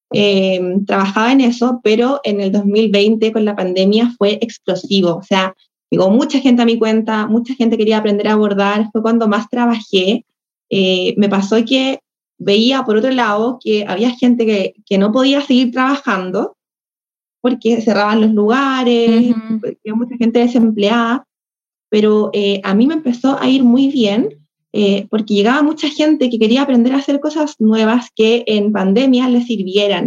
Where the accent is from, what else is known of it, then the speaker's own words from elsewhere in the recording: Chile; acá yo soy, soy de Chile